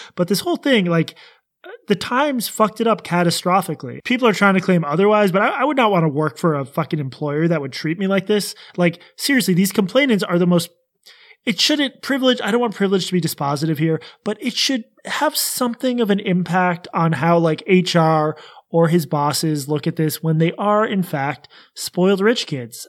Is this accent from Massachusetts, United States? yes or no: yes; Boston, Massachusetts, United States; I'm also from Boston